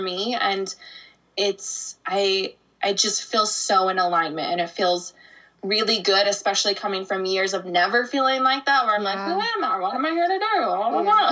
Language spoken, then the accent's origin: English; Arizona, United States; moved away as an adult; I grew up in Arizona. So I was there for 29 years